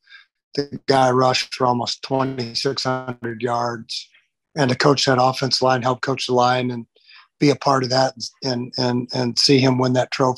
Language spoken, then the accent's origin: English; Farmington, Minnesota, United States; moved away; I moved back to my hometown after college, didn't know what I wanted to do. And they had a varsity position open to coach football at Farmington High School in Farmington, Minnesota.